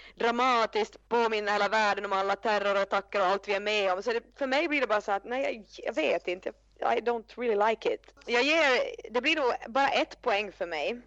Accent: Finland; jag är ju från Finland

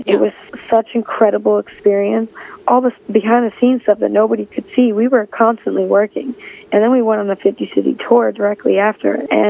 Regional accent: Chicago, Illinois, United States; my hometown of Chicago

